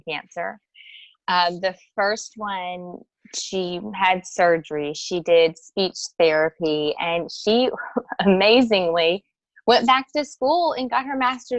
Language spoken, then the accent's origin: English; South Louisiana, United States; I grew up in South Louisiana, and I had a very close-knit family